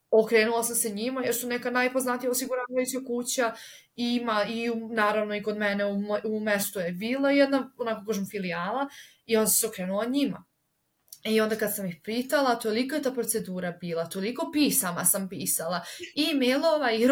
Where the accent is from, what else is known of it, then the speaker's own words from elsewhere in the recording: Serbia; moved away as an adult; ja sam iz Srbije